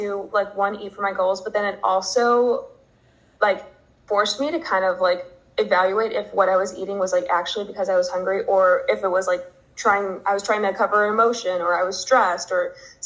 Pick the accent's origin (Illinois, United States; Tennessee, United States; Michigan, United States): Illinois, United States; Chicago; moved away as an adult; now in Arizona, United States; I'm originally from Chicago. So I went back home to Chicago for COVID